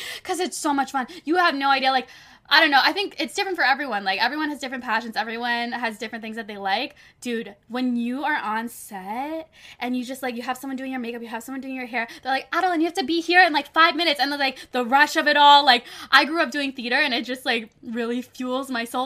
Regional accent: Toronto, Ontario, Canada; moved away as an adult; now in Los Angeles, United States; my hometown Toronto

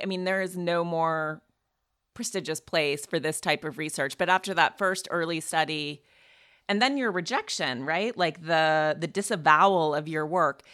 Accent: Montana, United States; I'm from Montana

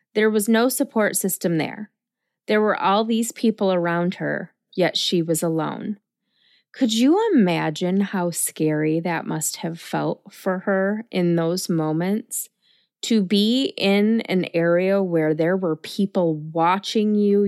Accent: Lansing, Michigan, United States; Ingham County is where my hometown of Lansing is located.

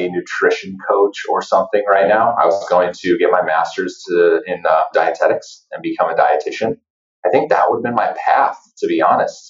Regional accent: North Dakota, United States; moved away; I'm from North Dakota, like small town North Dakota

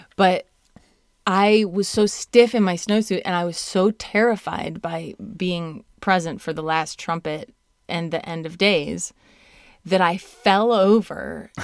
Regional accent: Indiana, Southwest Michigan / South Bend, United States; moved away; I'm from Southwest Michigan and Notre Dame, South, South Bend, Indiana

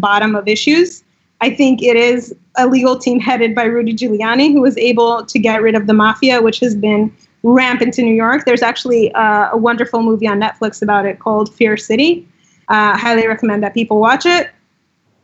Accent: Russia; also born or lived in Israel; now in United States; I grew up in Russia

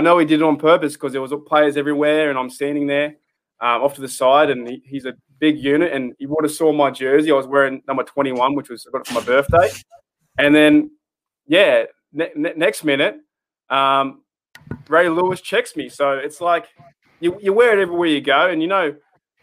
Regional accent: Australia; I'm from Australia

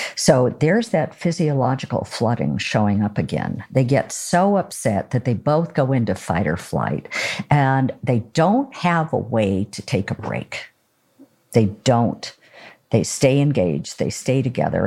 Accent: Oregon, United States; I'm from Oregon

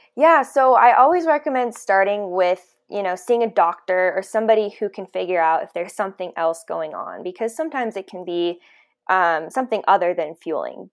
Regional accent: Colorado, United States; also born or lived in San Diego, California / Nashville, Tennessee; I am from Colorado

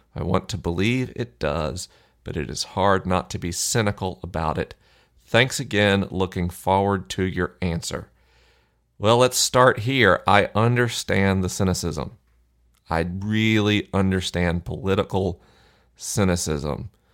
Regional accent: Florida, United States; Florida, my home state

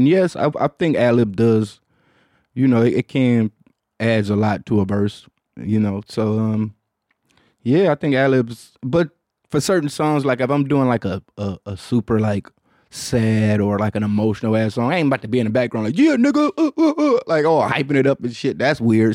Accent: Detroit, Michigan, United States; I'm from Detroit

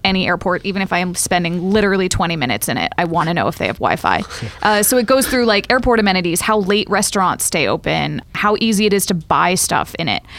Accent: Raleigh, North Carolina, United States; now in New York, United States; I'm from Raleigh

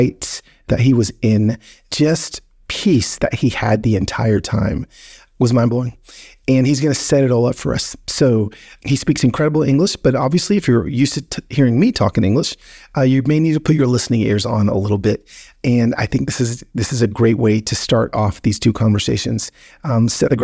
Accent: United States; as an American

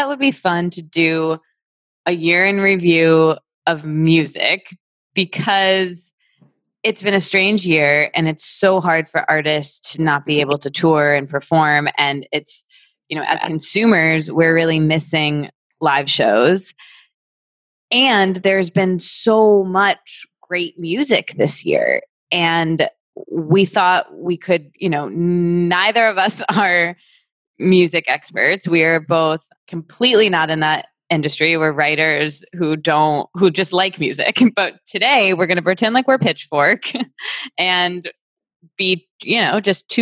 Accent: Midwest, United States; also born or lived in New York City; now in Los Angeles, United States; we're both from the Midwest

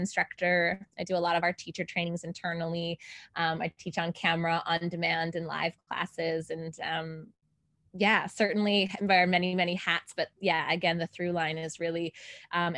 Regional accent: Canada; now in Los Angeles, United States; I am originally from Canada, but I live here in Los Angeles, California now.

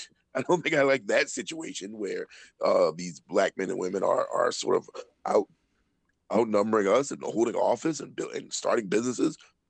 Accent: the South, United States; as a Southerner, as a Black Southerner

